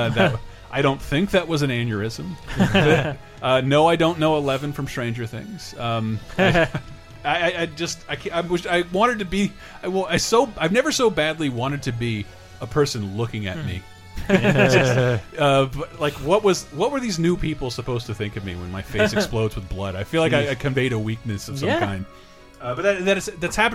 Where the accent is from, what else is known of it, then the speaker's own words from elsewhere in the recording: California, United States; also born or lived in Florida; I'm from California by way of Florida.